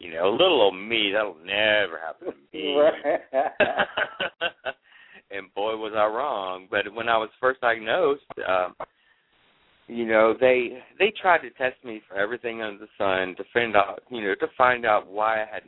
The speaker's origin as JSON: {"language": "English", "town": "Jacksonville", "region": "Florida", "country": "United States", "tie": "born or raised there", "also_born_or_lived": "Atlanta, Georgia", "said": "I grew up here in Jacksonville, Florida. I lived in Atlanta for 8 years"}